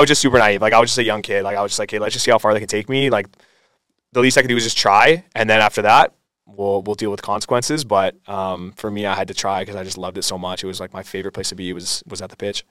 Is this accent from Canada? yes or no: yes; Aldergrove, British Columbia, Canada; moved away as an adult; also born or lived in Surrey, British Columbia / Montreal; I was actually born in Surrey, um, and then I moved to Aldergrove, a town just beside Langley, when I was about two years old. Been there ever since.